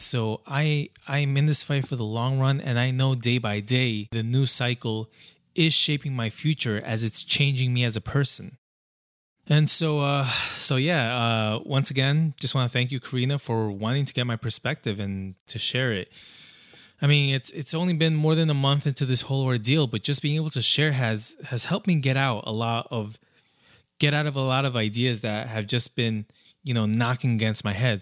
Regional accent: Brentwood, New York, United States; on Long Island, specifically Brentwood, one of the largest communities of immigrants, like, that's my hometown

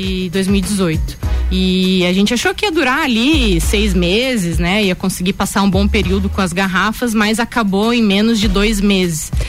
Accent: Lages, Santa Catarina, Brazil; also born or lived in Joinville; sou natural aqui de Lages mesmo, é, mas morei por sete anos em Joinville, onde eu fiz a minha graduação

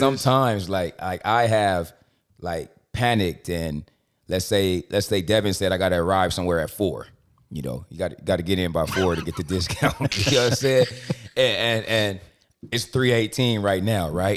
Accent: Compton, California, United States; I'm from Compton

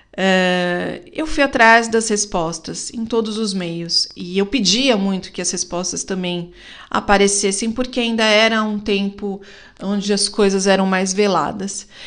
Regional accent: Brazil; como uma boa brasileira

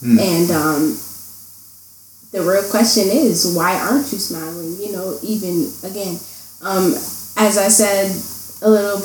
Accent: Buffalo, New York, United States; also born or lived in Cheektowaga; born and raised in Buffalo, grew up on Bailey and East Delavan

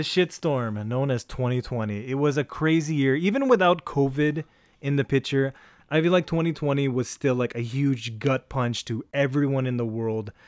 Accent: Ortigas, Metro Manila, Philippines; we're from the Ortigas area

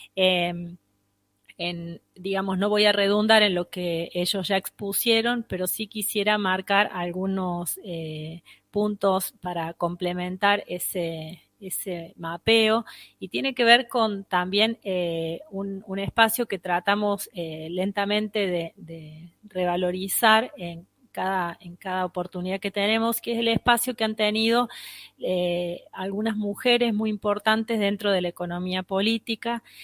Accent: Argentina

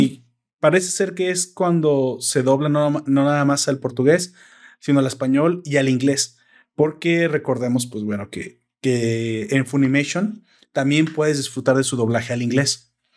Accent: Mexico; accent: Mexican

